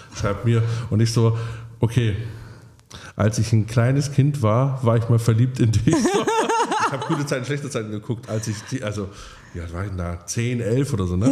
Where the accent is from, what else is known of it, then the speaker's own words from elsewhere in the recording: a small Bavarian village, Germany; moved away; ich komme von so einem, aus so einem ganz kleinen mhm. bayerischen Dorf mit fünf Häusern Häusern